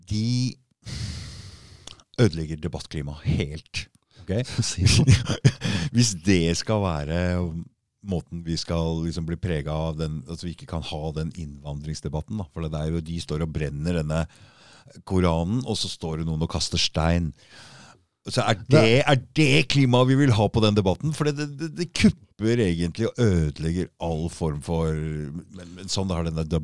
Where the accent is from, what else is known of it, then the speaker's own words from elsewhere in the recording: Oslo, Norway; accent: østkant-Oslo dialect; jeg har østkantdialekt